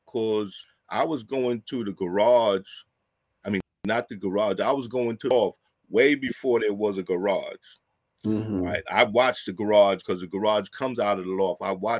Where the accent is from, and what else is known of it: New York City, New York, United States; born or raised there